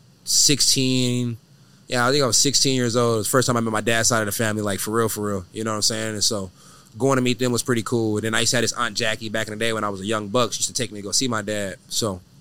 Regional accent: Ontario, California, United States; also born or lived in Riverside, California; now in Texas, United States; I'm from Ontario, California. Unfortunately, I was born at the Riverside Hospital.

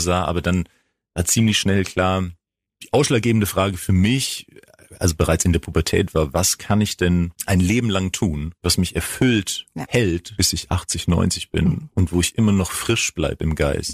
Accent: Greece; also born or lived in Bremerhaven; now in Freiburg, Germany; ich komme aus Griechenland

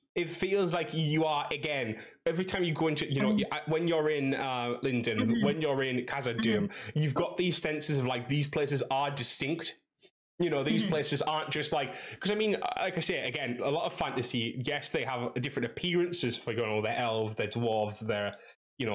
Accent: England, United Kingdom; I'm from England

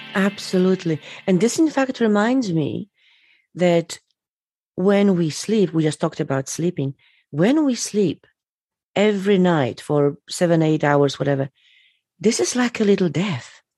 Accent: Poland; I was born in Poland.

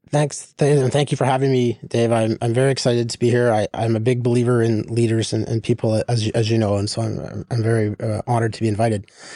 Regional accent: Saskatchewan, Canada; moved away as an adult; also born or lived in Ontario / Pittsburgh / California; I'm from the West

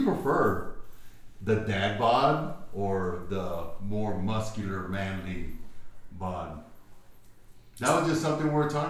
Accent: California, United States; I'm from Cali. I just know people.

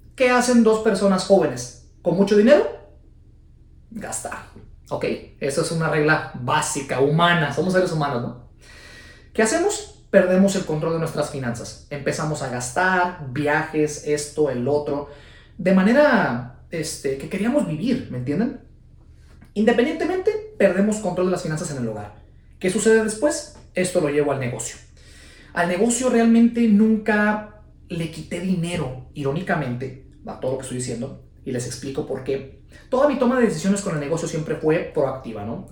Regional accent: Guadalajara, Jalisco, Mexico; la ciudad de Guadalajara, Jalisco, de donde soy yo. Guadalajara, Jalisco, México

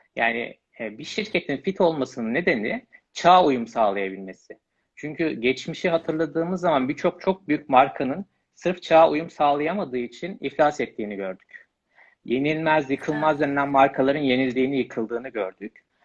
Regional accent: Malatya, Turkey; moved away as an adult; also born or lived in Istanbul; Malatya doğumluyum. Lise öğrenimini tamamlayana kadar Malatya

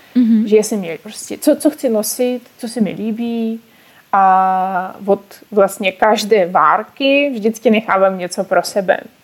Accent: Urals, Russia; Czech is a second language; now in Czech Republic; Já jsem z Ruska, ale bydlím tady už přes 10 let

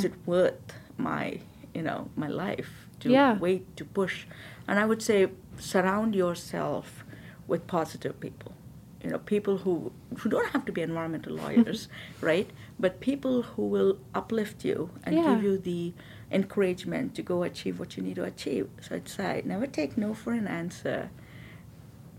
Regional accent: India; moved away as an adult; I come from India. I have lived here probably almost the same amount of time as I've been

